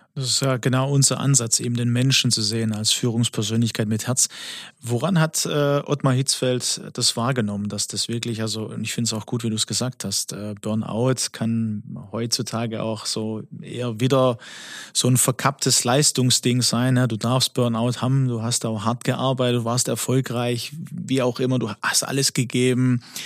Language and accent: German; Swabia, Baden-Württemberg, Germany; accent: Swabian; ich bin ja der griechische Schwabe